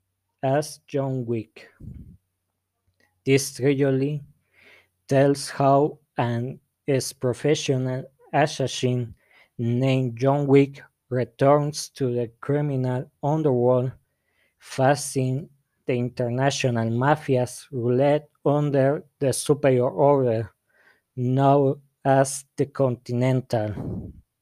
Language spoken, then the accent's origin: English; La Barca, Jalisco, Mexico; English is a second language; I'm from La Barca, Jalisco